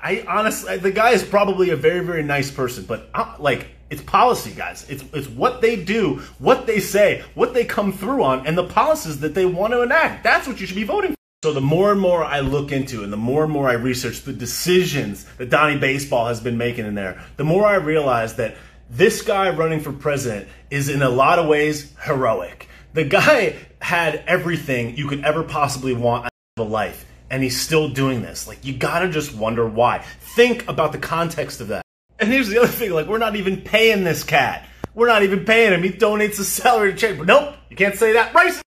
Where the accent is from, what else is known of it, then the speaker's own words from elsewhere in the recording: United States; We are American